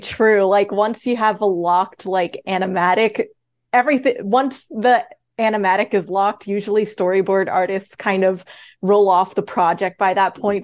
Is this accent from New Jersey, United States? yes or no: no; Queens, Long Island, New York, United States; now in Los Angeles, United States; I originally grew up in Queens, and then we eventually moved to Long Island, and then after that, I moved to Los Angeles